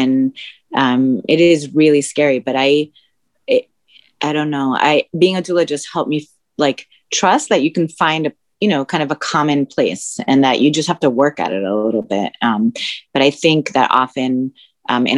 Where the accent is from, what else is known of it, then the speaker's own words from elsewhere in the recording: United States; first language Spanish; English is a second language; also born or lived in Philadelphia; I'm a first generation American myself. My parents are immigrants. My native language is Spanish.